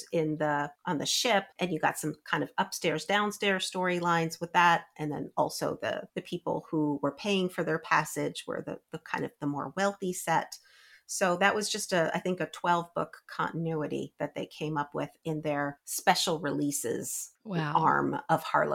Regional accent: Albany, New York, United States; I grew up in near Albany, New York

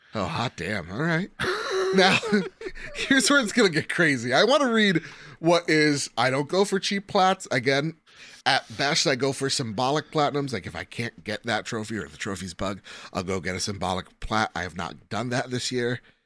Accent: New Jersey, United States; from New Jersey

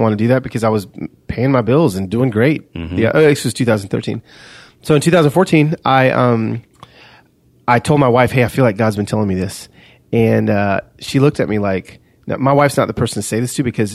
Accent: Los Angeles, California, United States; I am from East LA. I am all my cousins are living in the barrio, Vatos Locos, and I am a red Mexican

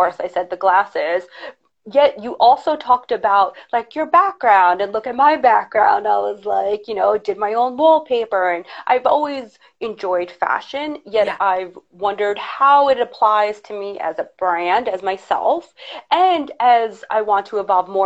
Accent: New York, United States; accent: harsher New York; I have a harsher New York accent

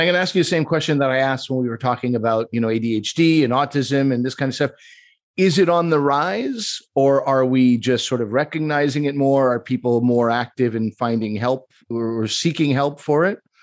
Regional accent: Quebec, Canada; I'm from Quebec, and I think, like, that's the way Quebecers are.

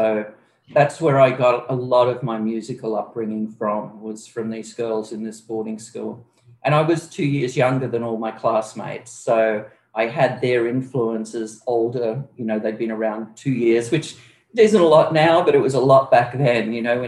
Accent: Queensland, Australia; born there; Well, originally I was born in Queensland, but with my mother, I did tons of traveling up and down the East Coast, pretty much nonstop until I was 11 years old.

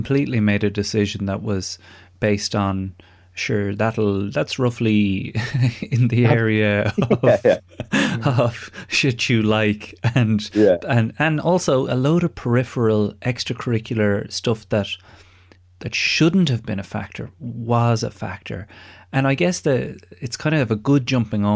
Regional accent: Ireland; moved away; all of our backgrounds as Irish lads

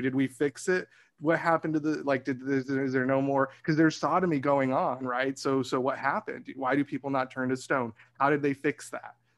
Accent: Arizona, United States; I grew up in Arizona as well

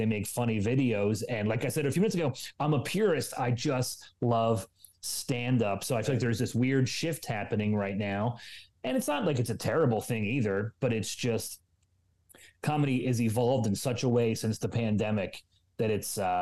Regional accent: Philadelphia, Pennsylvania, United States; this is my hometown

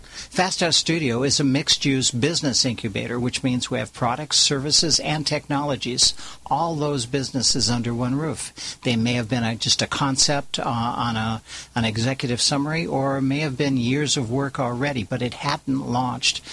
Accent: California, United States; also born or lived in Orange County, California; I'm a Californian, married to a Californian, been living in Orange County for 42 years

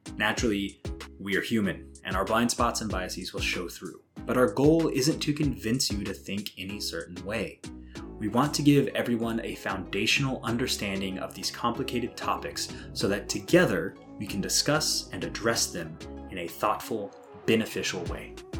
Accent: Southwest Missouri, United States; I grew up on Southwest Missouri

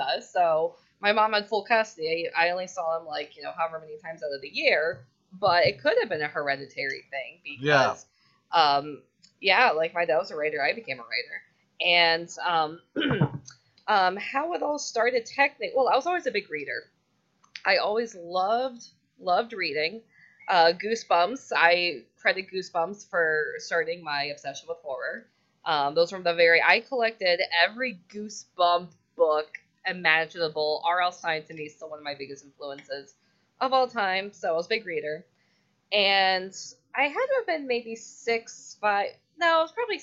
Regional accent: Seminole, Florida, United States; I'm born and raised here. I naturally have dark hair. And that's dark-haired Floridian

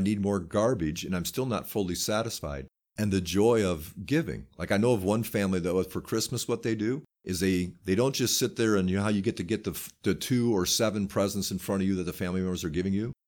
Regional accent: United States; I'm an American

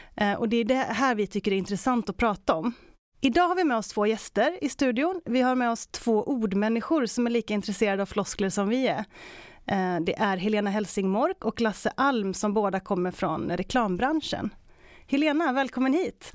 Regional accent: Västergötland, Västra Götaland, Sweden; som västgöte

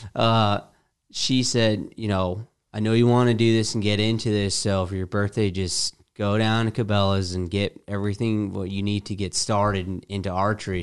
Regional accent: Metlakatla, Alaska, United States; moved away as an adult; also born or lived in Prescott, Arizona / Michigan; I actually grew up in Southeast Alaska, a small community south of Ketchikan called Metlakahtla.

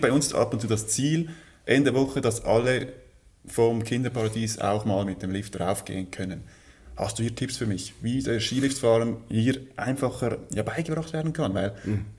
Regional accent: Switzerland; Bei uns in der Schweiz ist es sehr, ja, sehr sportlich

